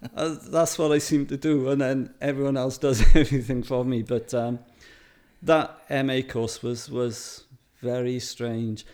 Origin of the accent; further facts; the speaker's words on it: Wales, United Kingdom; being a Welshman